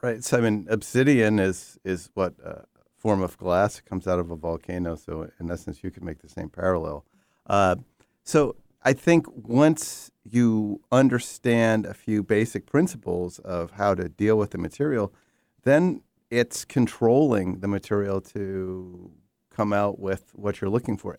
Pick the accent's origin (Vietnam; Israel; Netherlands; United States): United States; New York; I grew up in New York, I spent tremendous amount of time in the Catskills